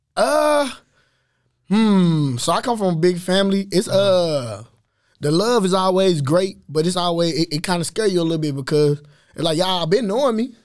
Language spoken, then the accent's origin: English; Waco, Texas, United States; East Waco is just my, that's my fam, that's, that's where we grew up